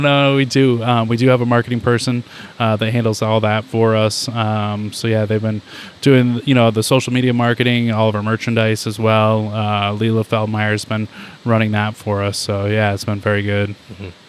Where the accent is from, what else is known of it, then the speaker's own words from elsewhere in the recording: New Hampshire, United States; now in Cazenovia, United States; I grew up in New Hampshire